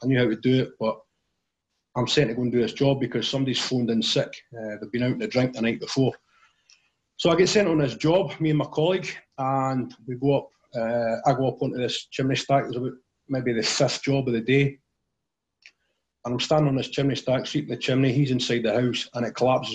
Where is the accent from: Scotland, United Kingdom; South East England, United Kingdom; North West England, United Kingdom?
Scotland, United Kingdom; Tillicoultry; also born or lived in Alloa; I grew up in a place called Tillicoutry in central Scotland. It's maybe about 10 miles from the city of Stirling.